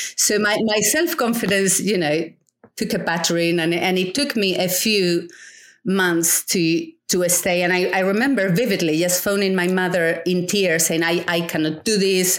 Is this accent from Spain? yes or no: yes; Spain; moved away; I grew up in um, in a rural um, village, a small village, yeah. uh, in the middle of nowhere in Spain